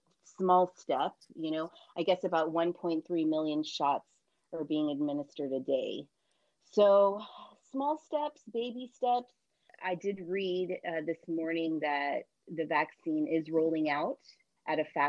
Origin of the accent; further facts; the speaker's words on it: Brownsville, Texas, United States; moved away; I'm originally from Texas, so we didn't have anything like this. South Texas